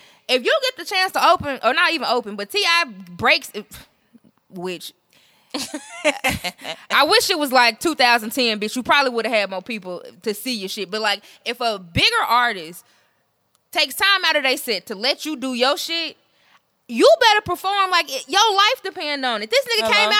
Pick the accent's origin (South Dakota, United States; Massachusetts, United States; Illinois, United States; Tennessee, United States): Tennessee, United States; Memphis; I'm from Memphis.